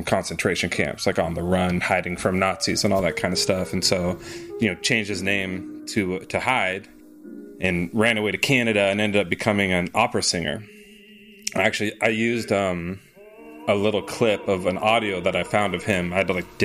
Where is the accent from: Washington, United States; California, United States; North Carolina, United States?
Washington, United States; now in Los Angeles, United States; I was raised in Washington State